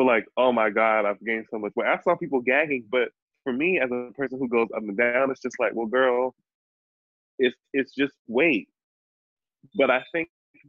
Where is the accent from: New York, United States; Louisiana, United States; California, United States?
New York, United States; accent: New York; my New York accent